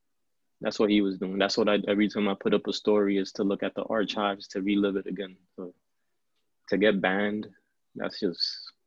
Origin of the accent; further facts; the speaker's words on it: New York City, New York, United States; I was born and raised in the Heights, Harlem, and Bronx.